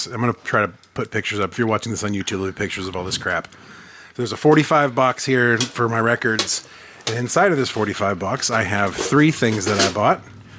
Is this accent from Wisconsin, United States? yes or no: yes; Hustisford, Wisconsin, United States; my bustling metropolis that is my hometown here of Houstisford.